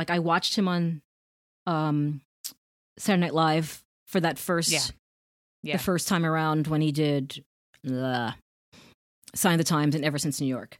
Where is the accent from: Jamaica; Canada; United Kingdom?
Jamaica; I don't know if you know, but my parents are from Jamaica. Jamaica. I'm Jamaican.